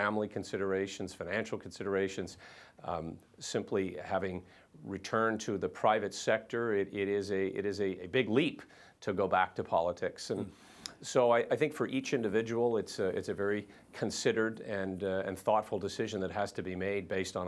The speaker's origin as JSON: {"language": "English", "country": "Canada", "said": "I'm a Canadian Conservative, and I have been my entire life."}